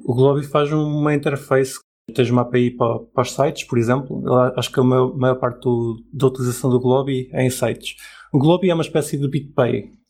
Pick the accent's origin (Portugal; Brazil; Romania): Portugal; um cidadão exemplar de Portugal